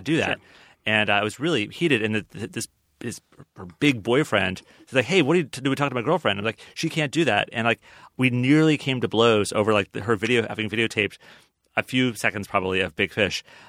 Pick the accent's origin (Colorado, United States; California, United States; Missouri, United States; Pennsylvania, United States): Colorado, United States; Growing up in Colorado, my mom and my dad were on this bowling league